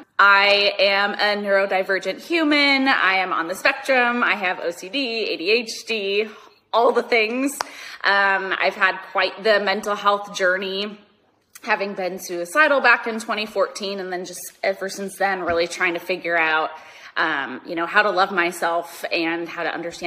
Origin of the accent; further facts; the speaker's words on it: Minnesota, United States; moved away as an adult; now in Los Angeles, United States; I'm from Minnesota originally. I've been in Los Angeles for, 12 and a half years now.